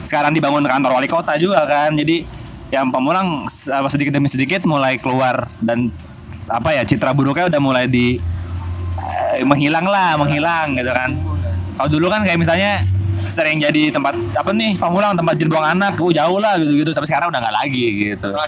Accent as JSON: {"language": "Indonesian", "town": "Pamulang", "region": "Banten", "country": "Indonesia", "said": "ketika gue kenalan sama orang-orang baru dan gue bilang gue dari Pamulang, dia bilang, \"Oh, Pamulang anaknya konyol-konyol, kocak-kocak gitu.\""}